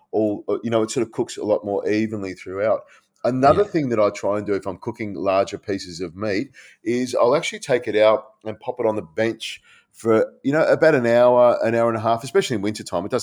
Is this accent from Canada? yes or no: no; Malaysia; my dad was in the air force. We grew up in Malaysia.